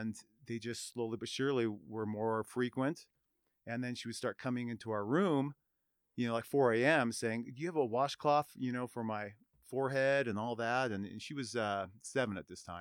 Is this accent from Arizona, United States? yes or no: no; Reno, Nevada, United States; born and raised in Reno